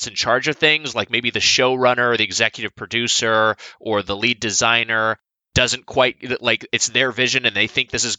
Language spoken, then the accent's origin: English; Southern California, United States; I'm from Southern California, where I still reside